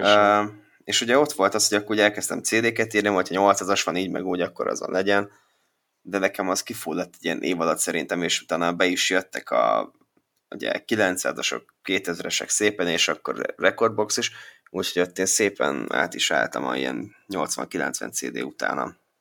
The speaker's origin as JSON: {"language": "Hungarian", "town": "Békéscsaba", "region": "Békés", "country": "Hungary", "said": "Békés Csaba, én is"}